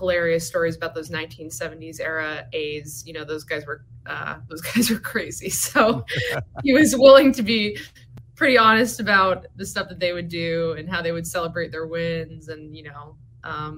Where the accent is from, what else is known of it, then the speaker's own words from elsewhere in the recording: Sleepy Hollow, New York, United States; moved away as an adult; also born or lived in Oakland, California; now in Philadelphia, United States; I am from Sleepy Hollow